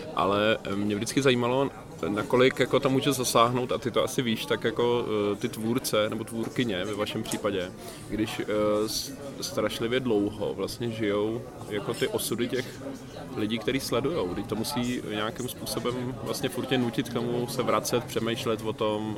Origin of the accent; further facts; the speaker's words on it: Mladá Boleslav, Central Bohemian Region, Czechia; u nás v Mladé Boleslavi v českém Detroitu